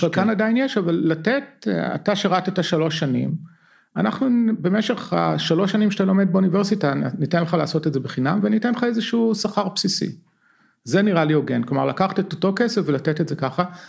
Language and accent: Hebrew; Israel; born or raised there; moved away as an adult; now in California, United States